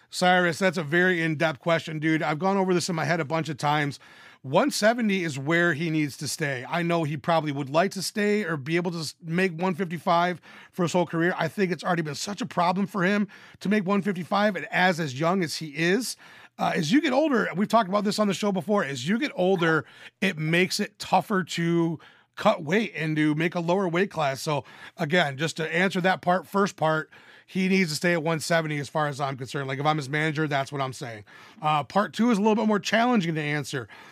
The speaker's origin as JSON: {"language": "English", "region": "Michigan", "country": "United States", "tie": "born or raised there", "said": "my home state of Michigan"}